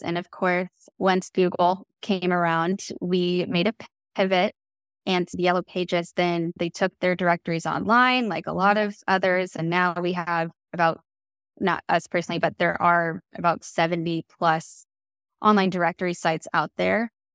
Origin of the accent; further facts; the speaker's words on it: Kansas City, United States; moved away as an adult; now in Savannah, United States; I'm originally from Kansas City, and I moved here to Savannah